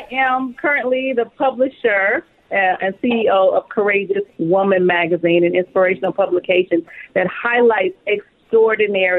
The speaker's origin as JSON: {"language": "English", "town": "Flint", "region": "Michigan", "country": "United States", "tie": "born or raised there", "moved": "as an adult", "lives_now": "California, United States", "said": "I grew up in Flint, Michigan."}